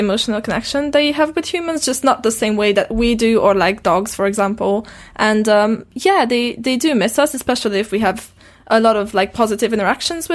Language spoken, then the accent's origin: English; Transylvania, Romania; English is a second language; also born or lived in West Wales; now in Wales, United Kingdom; I grew up in Transylvania, and I've studied American English, and then I met my partner here in Britain, who's British